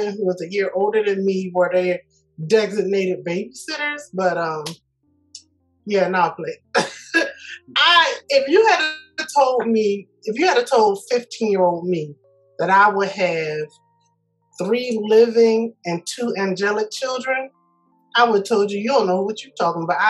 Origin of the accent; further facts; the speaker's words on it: Philadelphia, Pennsylvania, United States; I was born in Philadelphia at a hospital that is no longer there